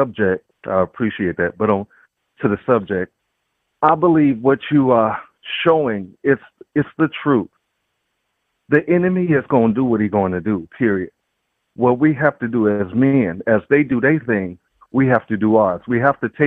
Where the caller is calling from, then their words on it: Chicago, Illinois, United States; I'm calling from Chicago, Illinois